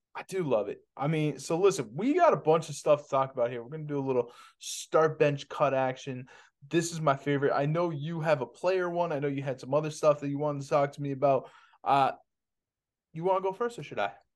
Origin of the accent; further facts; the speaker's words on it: Boston, Massachusetts, United States; I'm from Boston. I grew up with Paul Pierce